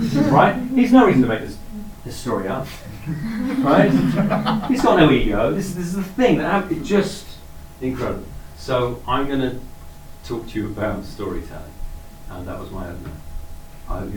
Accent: Cheltenham, South West England, United Kingdom; also born or lived in Bedford; In 1975, my family and I moved from Bedford, where we'd been living, to Cheltenham. I was 4 years old

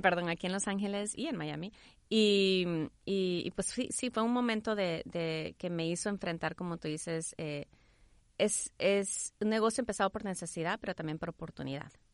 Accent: El Salvador; also born or lived in Houston, United States; now in United States; nací en Houston, crecí en El Salvador

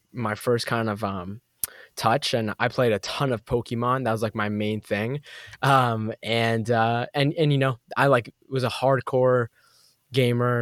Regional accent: Boston, Massachusetts, United States; I grew up in Boston, Massachusetts, East Coast

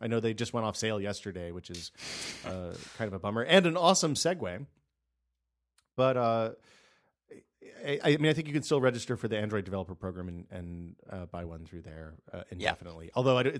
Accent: United States; something you should – would be an interesting story for you to write is all the stuff that you can't get as a Canadian we Americans can get.

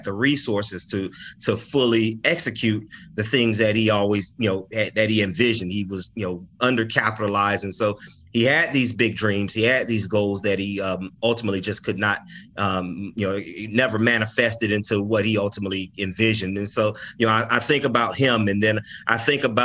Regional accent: Orlando, Florida, United States; I grew up in the west side of Orlando. So I'm from Orlando, Florida

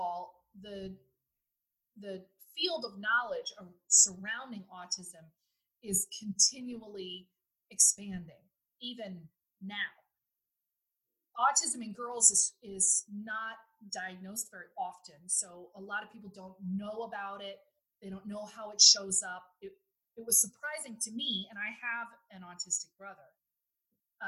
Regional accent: United States; now in Netherlands; as an American

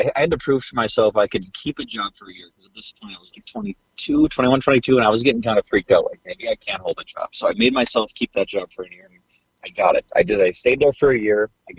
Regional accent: outside of Milwaukee, Wisconsin, United States; moved away as an adult; also born or lived in Minnesota; I grew up outside of Milwaukee, about 20 minutes north of the big city, as we called it.

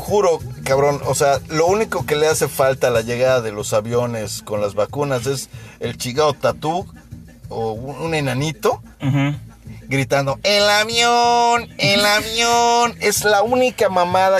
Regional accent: Mexico; como buenos mexicanos

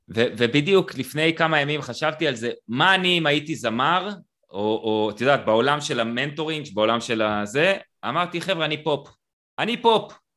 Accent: Israel; אני קיבוצניק

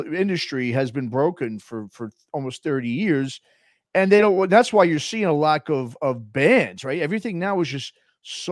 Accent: New York City, New York, United States; also born or lived in Los Angeles / Bay Area; now in Oakland area, United States; born and raised in New York City

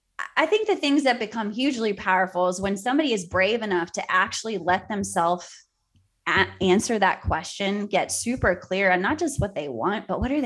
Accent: Cape Town, Western Cape, South Africa; born there; So I was born in Cape Town, South Africa during apartheid.

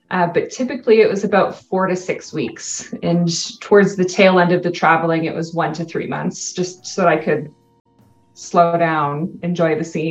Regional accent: Canada; first language English; moved away as an adult; English is my native language. In Canada, it's a bilingual country. So I took all of my courses from kindergarten to my first year university in French.

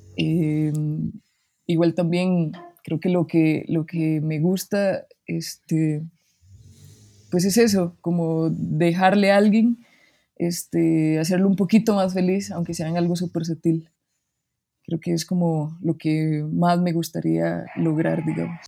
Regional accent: Barva, Heredia, Costa Rica; moved away as an adult; now in Mexico City, Mexico; soy de Barba Heredia

